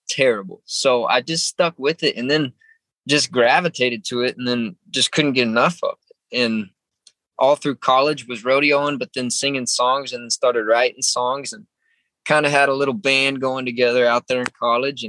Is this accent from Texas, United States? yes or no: yes; San Antonio, Texas, United States; I was born in San Antonio, Texas, not very far from where I live right now